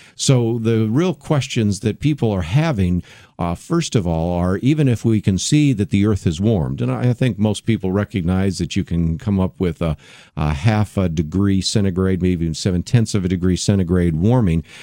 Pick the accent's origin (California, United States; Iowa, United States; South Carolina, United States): California, United States; San Francisco Bay Area; also born or lived in Berkeley, California; I was born in Berkeley. I grew up in the San Francisco Bay Area